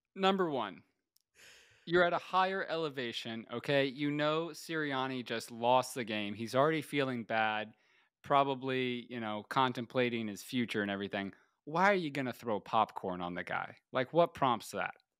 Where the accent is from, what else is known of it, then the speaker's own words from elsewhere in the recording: Tampa, Florida, United States; Bucks are my hometown team